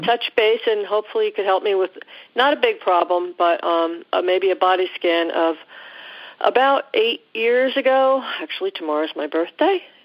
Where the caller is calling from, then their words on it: New Jersey, United States; I'm calling from New Jersey